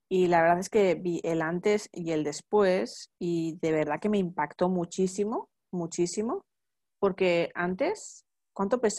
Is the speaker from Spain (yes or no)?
yes; San Sebastián, Basque Country, Spain; encima somos paisanas, que yo soy de, San Sebastián y tú eres de Vizcaya